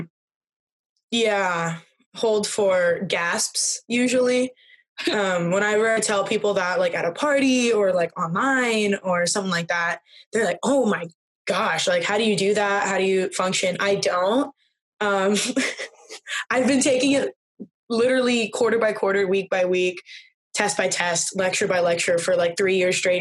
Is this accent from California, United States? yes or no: yes; Southern California, United States; I'm from Southern California